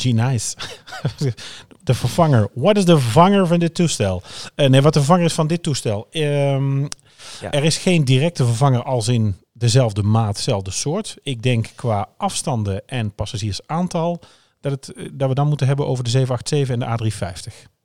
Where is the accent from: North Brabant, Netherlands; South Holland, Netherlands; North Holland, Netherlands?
North Brabant, Netherlands; Oosterhout; bij ons in Oosterhout